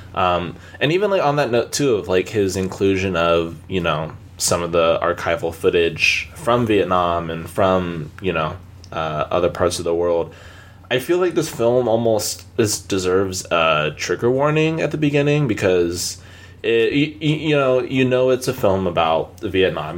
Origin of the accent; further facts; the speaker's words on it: Palmdale, California, United States; moved away; I'm originally from Palmdale